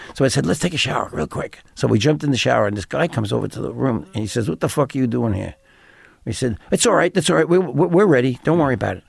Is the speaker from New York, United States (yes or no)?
yes; New York, United States; I'm from New York